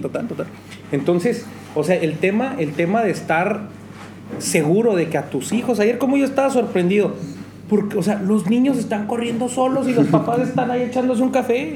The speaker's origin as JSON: {"language": "Spanish", "region": "Chihuahua", "country": "Mexico", "said": "yo soy chihuahuense"}